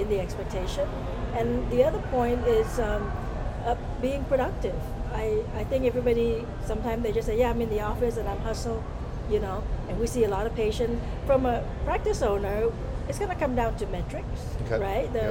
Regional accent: Vietnam; also born or lived in Southern California; now in United States; I'm originally from Vietnam. I came here as a refugee, so I came back in 1981

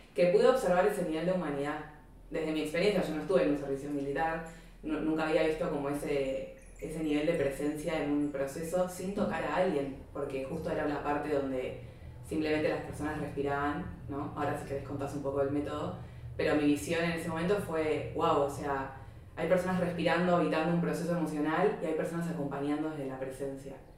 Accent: Buenos Aires, Argentina; moved away; yo vengo de Argentina, vengo de Buenos Aires

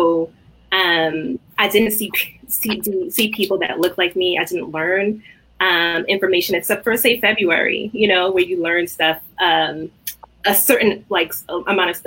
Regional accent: New York City, New York, United States; I grew up in Brooklyn, like born and raised Brooklynite

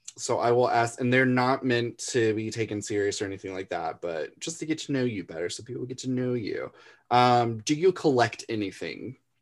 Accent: Florida, United States; I grew up in Florida

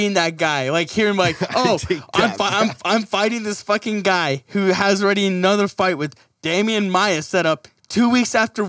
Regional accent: Canada; Fuck, man, I'm Canadian. Sorry.

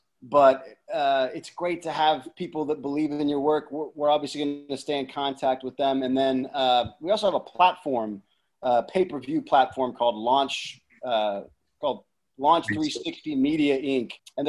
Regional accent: Texas, United States; moved away as an adult; now in East Coast, United States; I'm from Texas. I started shooting and directing in Texas 10 years ago. So I'm only 3.5 years into the East Coast

